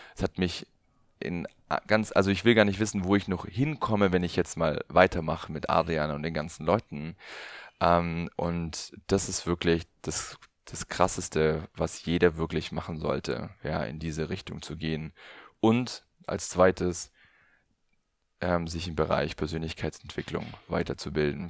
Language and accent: German; Allgäu, Bavaria, Germany; ich komme aus dem Allgäu